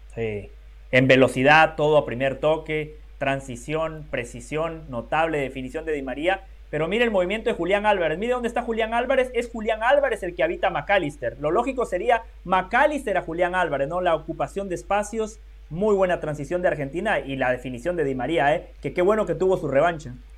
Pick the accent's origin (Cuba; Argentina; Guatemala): Guatemala; yo como guatemalteco